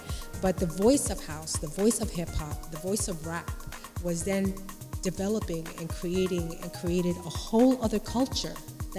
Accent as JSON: {"language": "English", "town": "Paterson", "region": "New Jersey", "country": "United States", "moved": "yes", "lives_now": "Jersey City, United States", "said": "I'm originally from Patterson"}